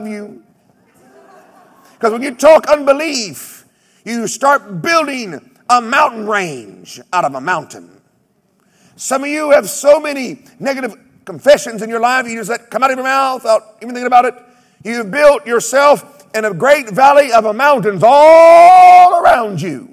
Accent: United States; I come from Oklahoma, Texas, where we have rattlesnakes and badgers

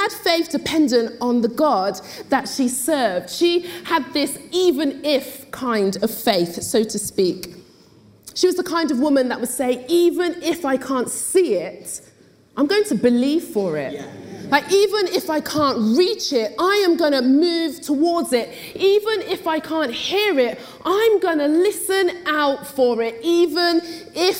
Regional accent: Oxford, South East England, United Kingdom; I was born and bred in Oxford to Jamaican parents

